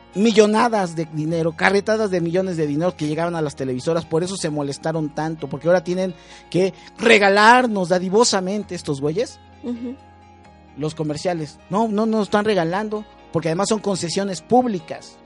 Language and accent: Spanish; Mexico City, Mexico; soy de Cuauhtémoc